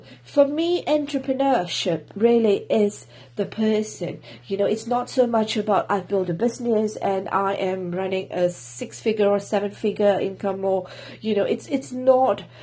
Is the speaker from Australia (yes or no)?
no; Singapore; now in Wales, United Kingdom; I'm from Singapore, currently living in Wales, UK